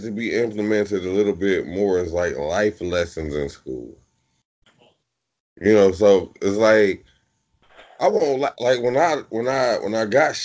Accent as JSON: {"language": "English", "town": "Detroit", "region": "Michigan", "country": "United States", "tie": "born or raised there", "also_born_or_lived": "Albuquerque", "said": "growing up in Detroit, in like Detroit public schools"}